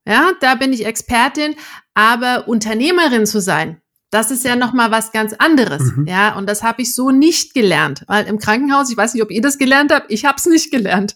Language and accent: German; Erfurt, Thuringia, Germany; moved away; also born or lived in Eisenach; in meiner Heimatstadt in Erfurt